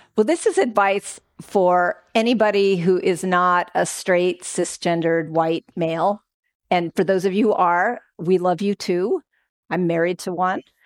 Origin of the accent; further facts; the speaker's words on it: Oakland, California, United States; I'm from Oakland